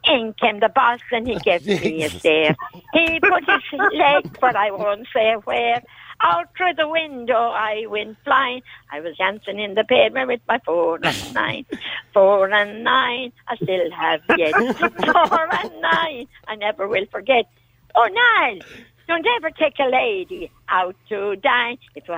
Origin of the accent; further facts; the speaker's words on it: County Kerry, Ireland; Well, I'm a sort of back the Killarney direction.